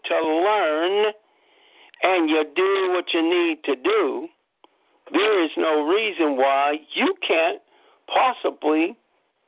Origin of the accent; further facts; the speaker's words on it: Pittsburgh, Pennsylvania, United States; I'm from Pittsburgh, PA